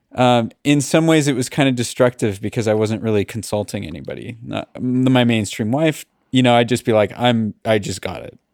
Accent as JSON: {"language": "English", "town": "Los Angeles", "region": "California", "country": "United States", "said": "I'm from Los Angeles"}